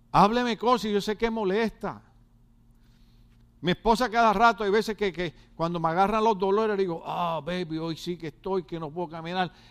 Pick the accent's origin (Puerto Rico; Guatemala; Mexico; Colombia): Guatemala; moved away; Y desde que yo vine de Guatemala, todas las noticias que yo veo aparecen dos muertos todos los días en Escuincla.